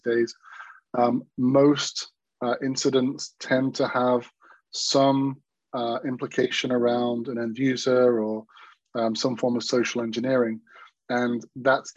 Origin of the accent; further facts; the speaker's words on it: Manchester, North West England, United Kingdom; I'm from Manchester, England